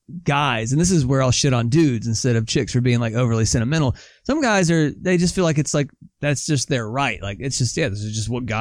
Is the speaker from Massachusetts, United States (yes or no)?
no; Southern California, United States; moved away; I'm originally from Southern California